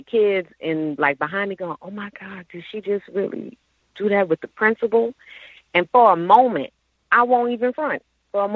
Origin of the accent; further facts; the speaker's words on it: New Orleans, Louisiana, United States; I'm from New Orleans